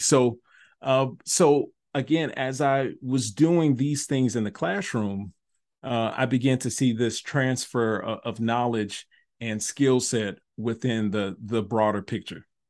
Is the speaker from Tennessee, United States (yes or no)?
yes; Memphis, Tennessee, United States; moved away as an adult; also born or lived in North Carolina / Nashville, Tennessee; moved back home to Memphis from Nashville to become the, the fine arts advisor for, uh, my home district, uh, was Memphis City Schools